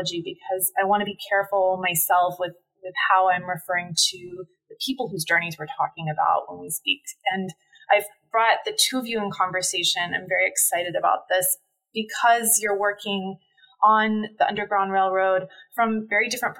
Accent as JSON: {"language": "English", "region": "Texas", "country": "United States", "tie": "born or raised there", "moved": "yes", "lives_now": "Finger Lakes region, United States", "said": "I grew up in Texas"}